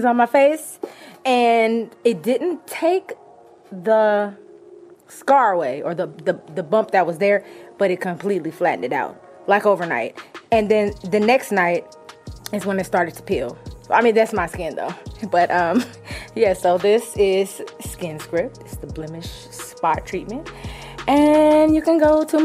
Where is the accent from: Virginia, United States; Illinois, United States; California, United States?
California, United States; I'm from Cali, West Coast